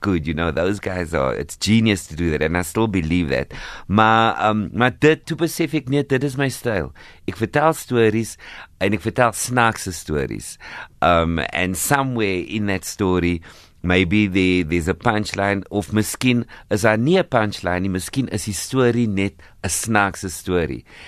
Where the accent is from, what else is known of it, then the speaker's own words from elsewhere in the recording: Cape Town, Western Cape, South Africa; ek het groot geword op die Cape Flats